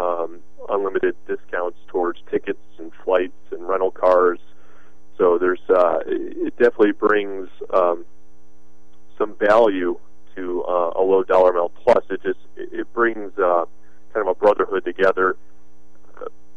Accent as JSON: {"language": "English", "country": "United States", "said": "I'm an American"}